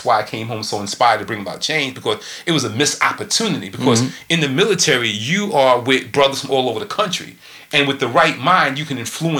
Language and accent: English; New York, United States; So he knew I was from New York.